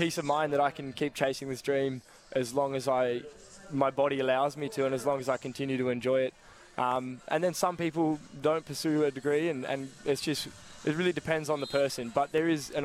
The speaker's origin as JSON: {"language": "English", "town": "Werribee", "region": "Victoria", "country": "Australia", "moved": "yes", "lives_now": "Adelaide, Australia", "said": "I am, just up the road."}